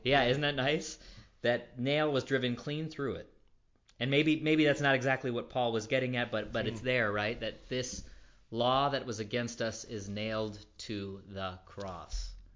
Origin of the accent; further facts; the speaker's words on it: Florida, United States; growing up in Florida